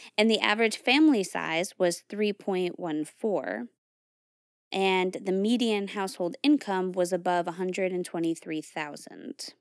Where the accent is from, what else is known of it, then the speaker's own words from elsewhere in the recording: New England, United States; I grew up in New England